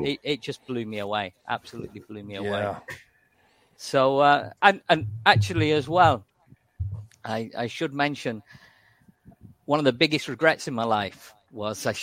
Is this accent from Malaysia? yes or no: no; Manchester, North West England, United Kingdom; moved away as an adult; now in Thailand; I grew up in Manchester